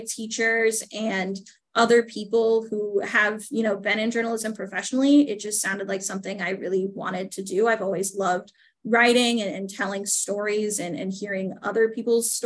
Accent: Altoona, Iowa, United States; I grew up in Altoona, Iowa, just outside of Des Moines

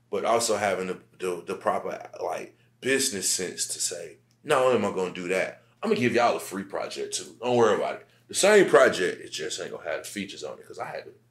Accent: Central Savannah River Area, United States; For like my um, Central Savannah River area, CSRA, Aiken, South Carolina, Augusta, Georgia, and all mm-hmm. those surrounding like cities.

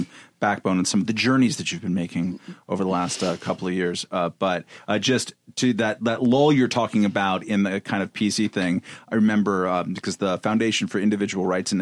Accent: Long Beach, California, United States; in my part of Southern California, we would say y'all too

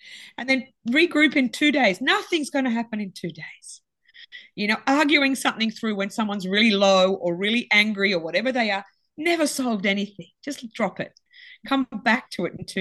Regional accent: Sydney, New South Wales, Australia; both Gabby and I grew up on the beaches. I'm from Sydney

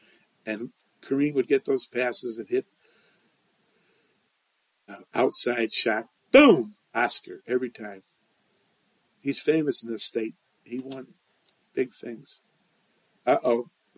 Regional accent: Chicago, Illinois, United States; also born or lived in Indiana; DePaul, I'm from Chicago.

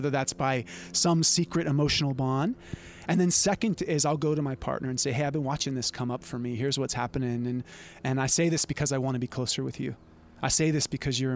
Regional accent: Santa Cruz, California, United States; growing up around Santa Cruz. And it's rough here.

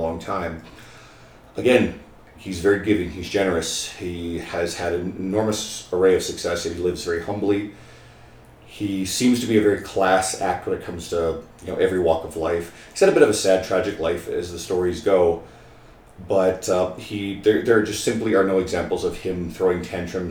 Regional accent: St. John's, Newfoundland and Labrador, Canada; moved away as an adult; now in Edmonton, Canada; I grew up in Newfoundland. St. John's, Newfoundland is home

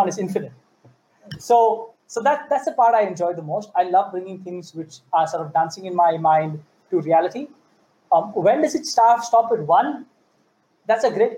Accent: India; now in Singapore; I come from India

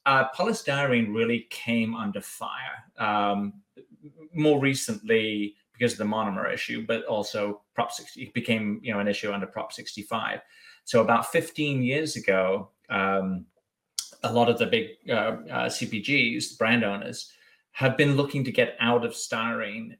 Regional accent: Bath, South West England, United Kingdom; moved away as an adult; also born or lived in Germany / France / Brussels; now in United States; I was born born and raised in Bath on the southwest, and then moved around. Was living in Germany for a year or two, and then France and uh, Brussels before okay. coming to the States.

